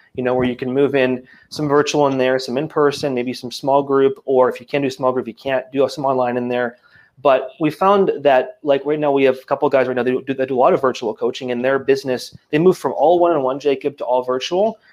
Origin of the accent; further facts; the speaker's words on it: Acadia Valley, Alberta, Canada; moved away as an adult; now in Quebec, Canada; I grew up um, in a town of 100 people in the middle of absolutely nowhere uh, in small town Alberta called Acadia Valley